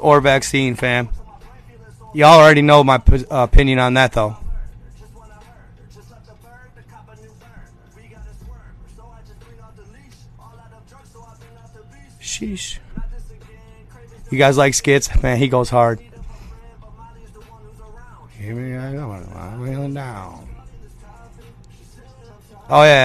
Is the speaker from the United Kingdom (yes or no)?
no; Michigan, United States; I'm a Michigander